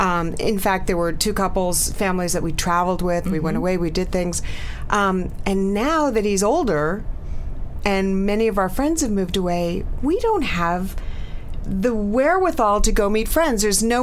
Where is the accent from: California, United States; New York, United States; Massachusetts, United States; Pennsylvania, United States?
New York, United States; New York City; moved away as an adult; now in New Jersey, United States; I am an Upper East Side girl, born and raised on the Upper East Side. Born and raised on the Upper East Side, and went kicking and screaming to New Jersey when my son was in fourth grade.